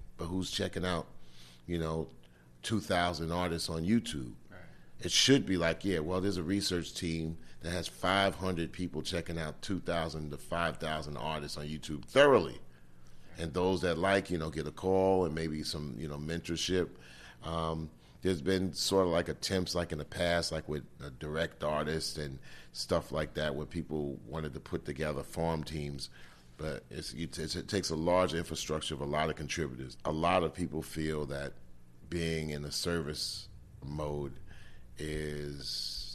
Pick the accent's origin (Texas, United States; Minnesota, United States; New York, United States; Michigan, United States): New York, United States; we grew up in New York in the 60s and 70s from 0 to 15